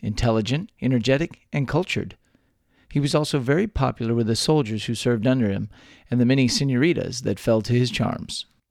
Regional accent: Texas, United States; born or raised there

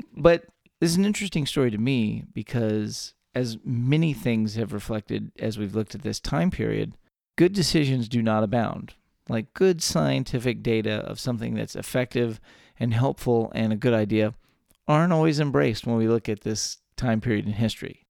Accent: Texas, United States; three friends, born and raised in the Lone Star State

